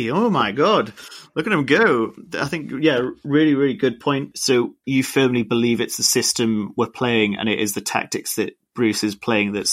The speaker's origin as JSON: {"language": "English", "town": "Jesmond", "region": "North East England", "country": "United Kingdom", "said": "I mean, I'm from Jesmond myself, so I can't really say too much."}